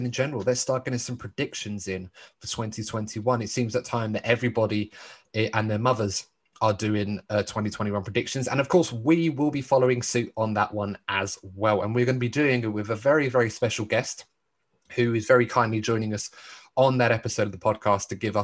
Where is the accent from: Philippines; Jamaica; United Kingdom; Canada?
United Kingdom; as a British sports fan